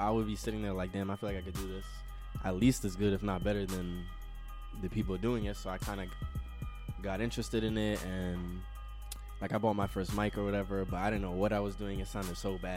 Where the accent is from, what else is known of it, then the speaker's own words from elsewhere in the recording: New York City, New York, United States; now in Long Island, United States; I'm from Queens. I live in Long Island right now, though